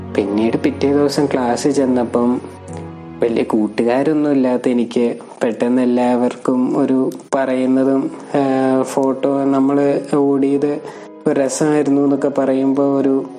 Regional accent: Ernakulam, Kerala, India

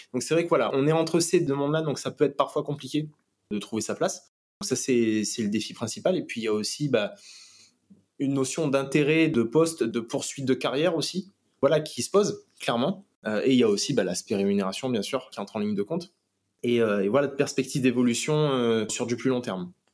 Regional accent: Réunion; moved away; also born or lived in Metropolitan France; en tant que réunionnais de retour, bah forcément, euh, c'est le cadre de vie qui est totalement différent et voilà, c'est un retour chez soi

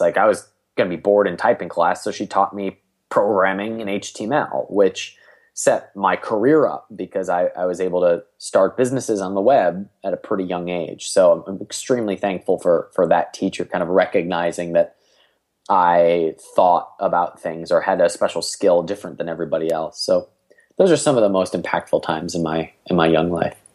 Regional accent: Cleveland, Ohio, United States; I'm from Cleveland, Ohio

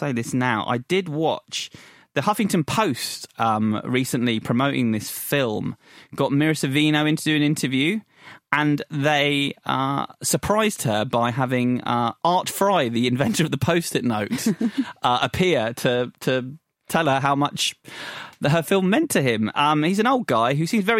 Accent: England, United Kingdom; I'm English and I'm young

